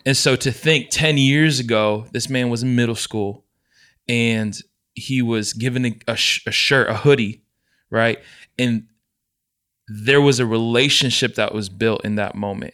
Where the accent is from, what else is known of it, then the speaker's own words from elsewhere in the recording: United States; growing up in the States, I never got to experience what my parents experienced culturally